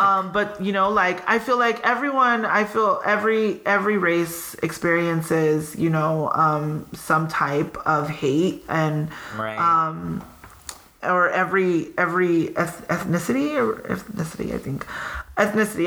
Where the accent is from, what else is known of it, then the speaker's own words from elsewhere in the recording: Pico Rivera, California, United States; where are you from?" And I'm like, "Pico